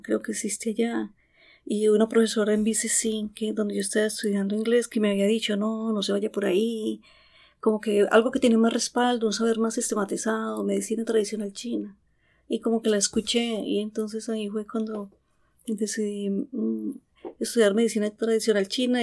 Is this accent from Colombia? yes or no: yes; Antioquia, Colombia; moved away as an adult; now in Vancouver, Canada; yo soy de Colombia, eh, nacida en un pueblito de Antioquia